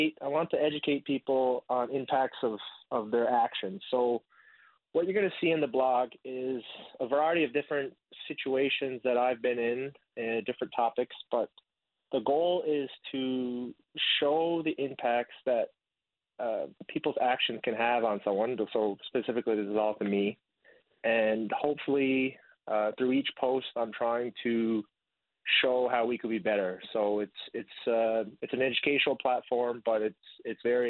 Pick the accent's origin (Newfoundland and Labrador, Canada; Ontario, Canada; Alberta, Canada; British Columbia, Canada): Newfoundland and Labrador, Canada; Corner Brook; also born or lived in Blanc-Sablon, Quebec / Vietnam; I spent most of my time growing up in Corner Brook. Before that, I was in Blanc-Sablon, Quebec. I'm adopted from Vietnam.